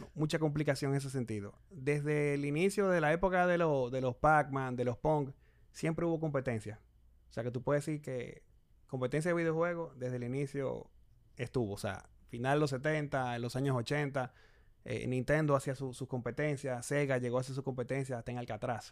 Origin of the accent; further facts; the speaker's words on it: Santo Domingo, Distrito Nacional, Dominican Republic; yo nací acá en Santo Domingo, mucha gente piensa que yo nací en Canadá. No, yo no nací en Canadá, nací en República Dominicana, eh, me crié acá también